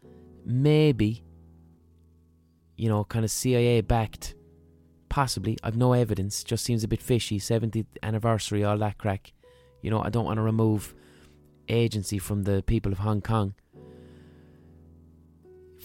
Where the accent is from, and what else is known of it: Ireland; accent: Southern Irish